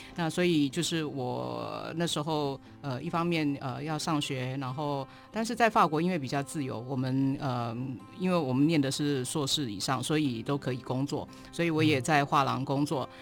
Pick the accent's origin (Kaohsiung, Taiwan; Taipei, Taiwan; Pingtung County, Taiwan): Taipei, Taiwan; also born or lived in Paris, France; 我在台北出生长大的，嗯，哦。呃，所以其实是嗯。台北小孩，嗯。呃，那，呃，家里其实我爸爸妈妈来自彰化，嗯，可是嗯，嗯。我大概只去过两次吧，呃，哦，呃，之类的，所以嗯。很小就在台北了。对，我都在台北出生，嗯，嗯，嗯。然后成嗯。长